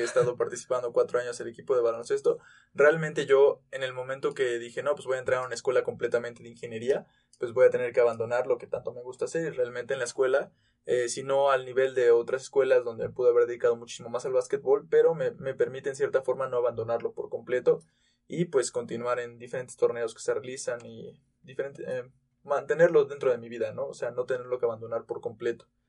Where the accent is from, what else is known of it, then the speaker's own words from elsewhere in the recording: Tulancingo, Hidalgo, Mexico; now in Querétaro, Mexico; yo también vengo de Tulancingo Hidalgo